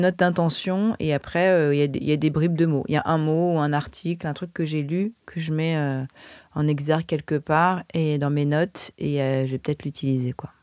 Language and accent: French; France; quand on est français et qu'on écrit en anglais